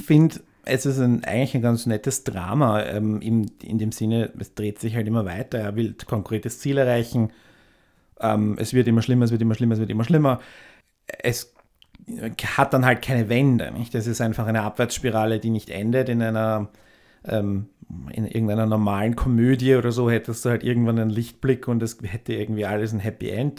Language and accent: German; Austria; bei mir in meiner Heimatgemeinde, die ja nicht so weit weg ist von, von Wien